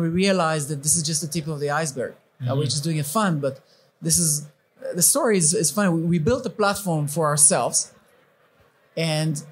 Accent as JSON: {"language": "English", "region": "England", "country": "United Kingdom", "said": "I'm from England"}